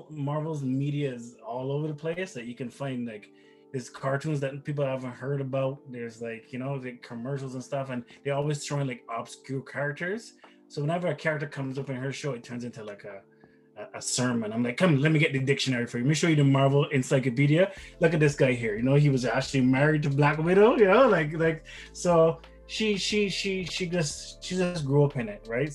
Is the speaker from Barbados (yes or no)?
yes; Barbados; moved away; I grew up in Barbados